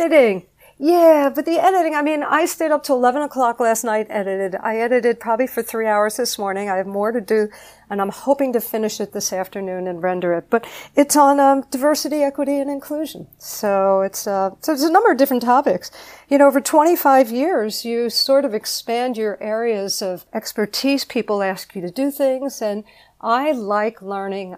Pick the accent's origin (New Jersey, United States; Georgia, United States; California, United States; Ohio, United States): New Jersey, United States; I'm from Jersey